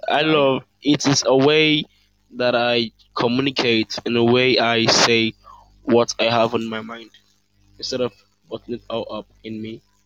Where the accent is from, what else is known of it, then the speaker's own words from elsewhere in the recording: Nigeria; I'm from Africa, um, I would say I'm Nigerian